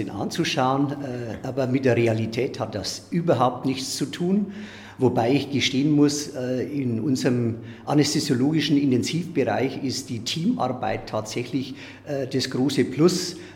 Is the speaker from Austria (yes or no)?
no; Solnhofen, Bavaria, Germany; Ich bin in Sollenhofen groß geworden, äh, in meinem Heimatdorf ja